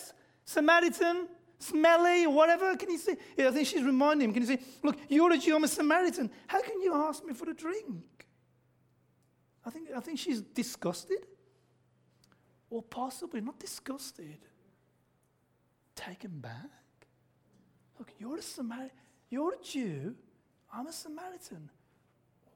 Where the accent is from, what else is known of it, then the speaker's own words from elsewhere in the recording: Australia; accent: Aussie; When I speak, it's obvious I'm an Aussie